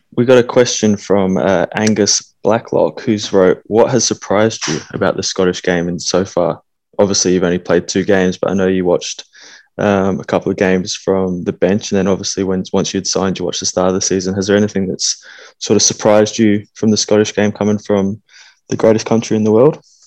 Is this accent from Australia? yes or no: yes; Australia; moved away as an adult; also born or lived in Scotland; we're from Australia, and you know, growing up as as kids